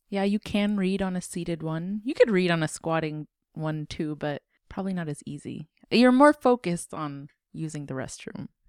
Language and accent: English; United States; I grew up in the States